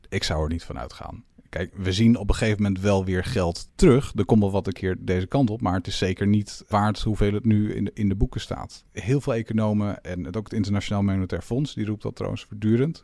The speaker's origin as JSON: {"language": "Dutch", "country": "Netherlands"}